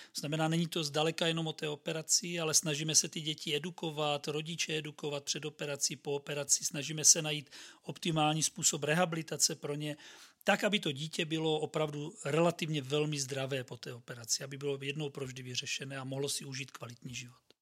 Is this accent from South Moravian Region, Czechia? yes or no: yes; Brno, South Moravian Region, Czechia; jsem Brňák, tak tím pádem vlastně jsem bydlel doma